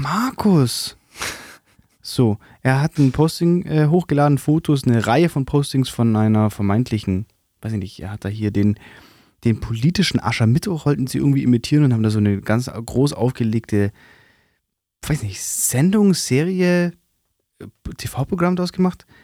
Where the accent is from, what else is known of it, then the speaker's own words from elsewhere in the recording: Swabia, Baden-Württemberg, Germany; accent: Swabian; dass ich ähm, in dieses Schwebeln reinrutsche